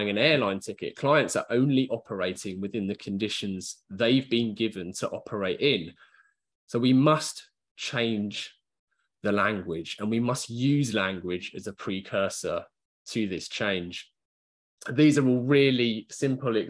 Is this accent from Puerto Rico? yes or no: no; United Kingdom; just being British